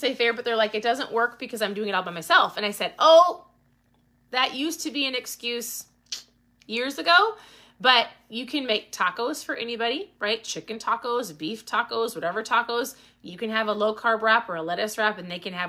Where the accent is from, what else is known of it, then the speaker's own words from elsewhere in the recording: Minnesota, United States; I'm from Minnesota